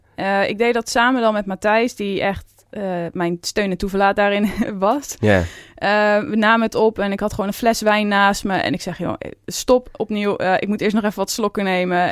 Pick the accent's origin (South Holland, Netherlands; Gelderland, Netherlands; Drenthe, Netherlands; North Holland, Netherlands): Gelderland, Netherlands; Veluwe; Dus ik kom ook van de Veluwe.